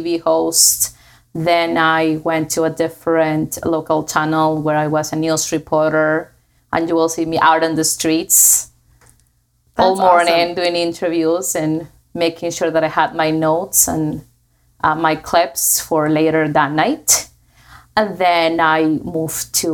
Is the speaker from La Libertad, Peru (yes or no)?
yes; Trujillo, La Libertad, Peru; English is a second language; moved away; I am from Peru, from a city called Trujillo, which is at the north of Peru.